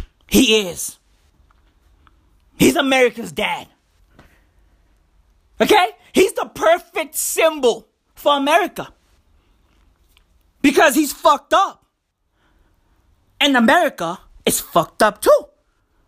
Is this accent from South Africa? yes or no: yes; South Africa; I live in South Africa. I'm South African